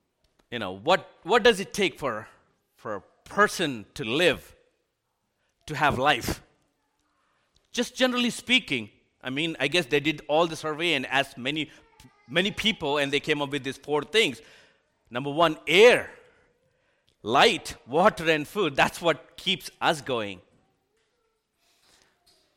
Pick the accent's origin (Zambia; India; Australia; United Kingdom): India; moved away as an adult; now in United States; I was born and raised in India, and I came here to the United States